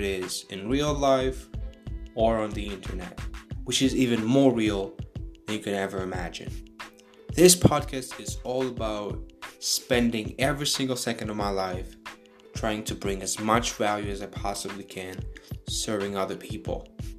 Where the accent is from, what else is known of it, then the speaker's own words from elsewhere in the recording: Ukraine; now in Bulgaria; I was born in Ukraine, as of today, 2020, living in Bulgaria.